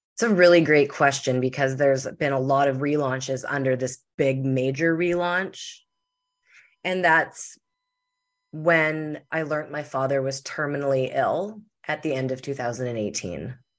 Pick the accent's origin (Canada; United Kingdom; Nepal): Canada; Winnipeg, Manitoba; I'm from Winnipeg, Manitoba, in Canada.